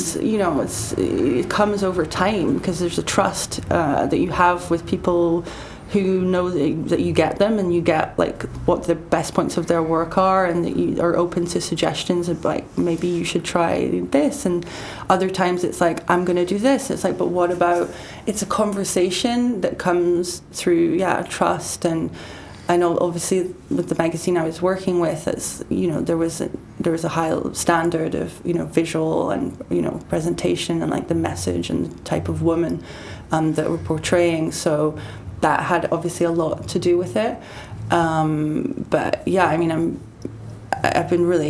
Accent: United Kingdom; now in Paris, France; I don't feel, I'm still British, but I'm definitely Parisian now.

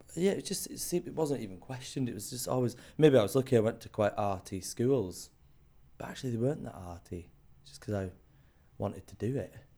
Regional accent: South Cumbria, North West England, United Kingdom; also born or lived in Scotland; now in London, United Kingdom; I grew up in Cumbria. I was born in Scotland to Scottish parents. Moved to Cumbria when I was two.

